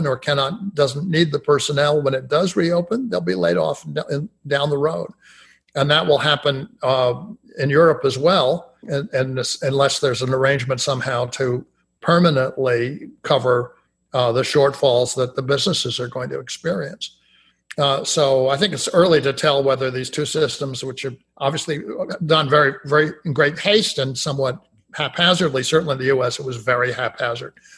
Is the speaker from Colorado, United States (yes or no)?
no; Austin, Texas, United States; my hometown in Austin